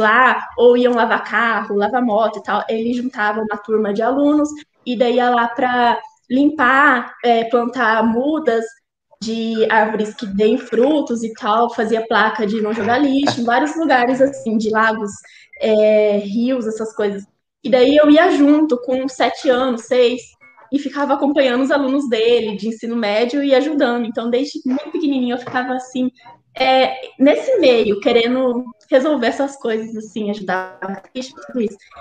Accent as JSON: {"language": "Portuguese", "town": "Olímpia", "region": "São Paulo", "country": "Brazil", "tie": "born or raised there", "said": "eu nasci em Olímpia, e lá tinha a fábrica de cana"}